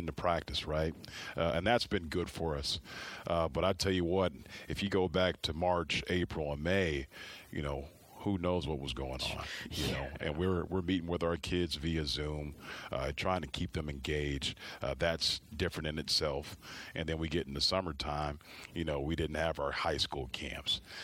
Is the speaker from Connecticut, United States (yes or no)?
no; Dallas, Texas, United States; moved away as an adult; also born or lived in Las Vegas, Nevada / Sacramento, California; now in Missoula, United States; growing up in Dallas and being in Vegas and Sacramento